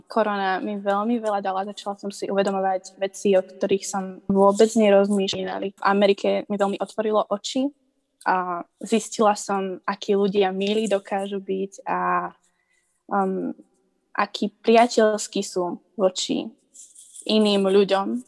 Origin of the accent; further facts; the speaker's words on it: Slovakia; now in North Carolina, United States; tak ako u nás na Slovensku.